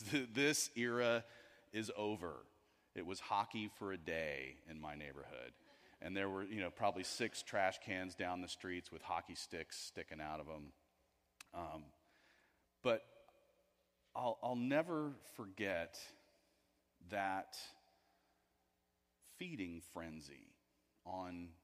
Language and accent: English; Houston, Texas, United States; I grew up in Houston, Texas